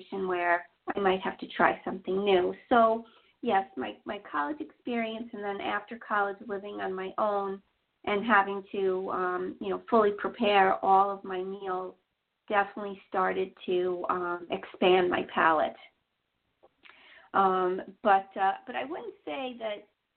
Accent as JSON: {"language": "English", "town": "New York City", "region": "New York", "country": "United States", "tie": "born or raised there", "said": "I grew up in Queens. I've always been a New York girl"}